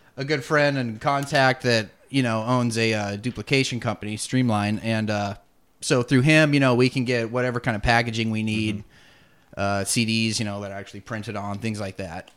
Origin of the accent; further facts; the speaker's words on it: Yakima, Washington, United States; We grew up over in Yakima